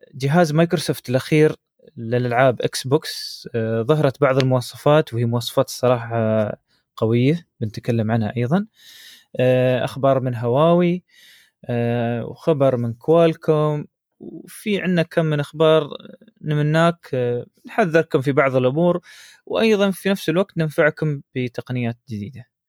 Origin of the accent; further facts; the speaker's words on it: United Arab Emirates; عندنا في الامارات